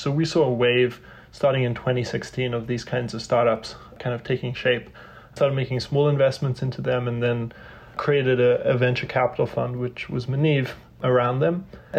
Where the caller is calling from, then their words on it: New York City, New York, United States; I'm in New York City, the densest city in America.